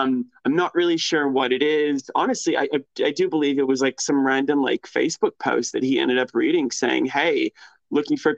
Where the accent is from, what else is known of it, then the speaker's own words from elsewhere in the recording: Painesville, Ohio, United States; moved away as an adult; also born or lived in Cleveland, Ohio; I was born in a place called Painesville, Ohio.